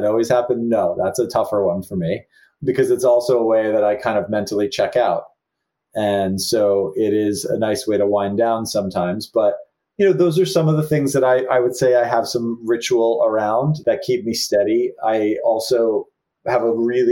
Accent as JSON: {"language": "English", "region": "New Jersey", "country": "United States", "tie": "born or raised there", "said": "a young Catholic kid growing up in New Jersey"}